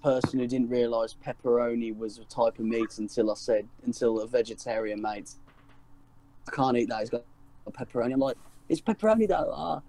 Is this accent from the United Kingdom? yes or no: yes; Birmingham, West Midlands, United Kingdom; I'm from Birmingham